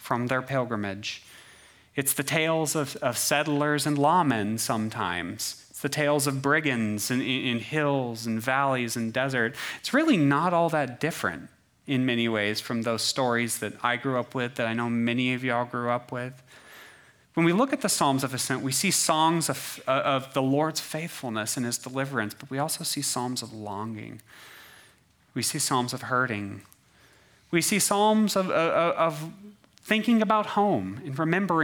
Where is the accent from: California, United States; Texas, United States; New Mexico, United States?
New Mexico, United States; I'm from New Mexico